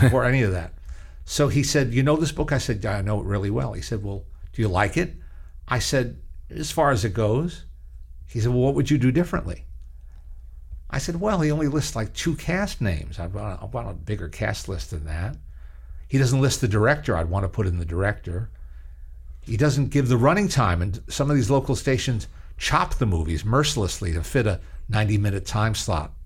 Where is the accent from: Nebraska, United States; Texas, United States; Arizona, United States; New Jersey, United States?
New Jersey, United States; Teaneck; now in Los Angeles, United States; my local library, which is just a few blocks away in my hometown in Teaneck, New Jersey.